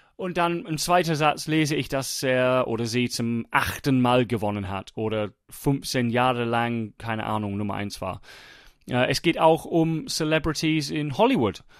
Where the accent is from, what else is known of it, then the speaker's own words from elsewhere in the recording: England, United Kingdom; German is a second language; moved away; ich war Engländer